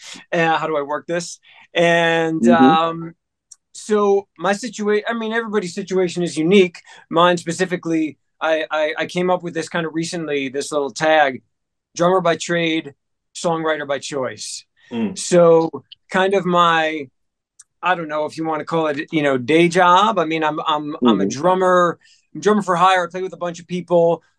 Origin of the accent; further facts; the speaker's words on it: New Jersey, United States; also born or lived in Memphis; Before that, I was in Memphis. And then before that, I grew up in, I was born and raised in New Jersey, right outside of Manhattan.